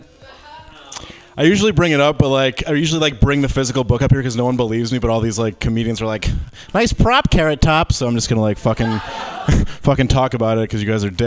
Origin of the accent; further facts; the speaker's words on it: right outside Detroit, Michigan, United States; I grew up like in Michigan, right outside Detroit.